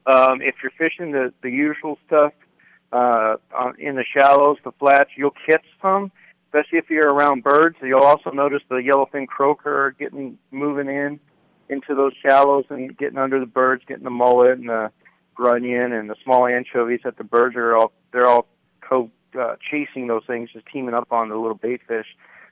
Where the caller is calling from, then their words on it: Parker, Arizona, United States; But probably not going to need one here. We're in Parker.